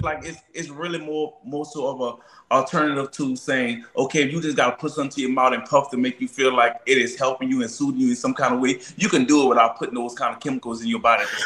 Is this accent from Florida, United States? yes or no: no; New Orleans, Louisiana, United States; I'm from New Orleans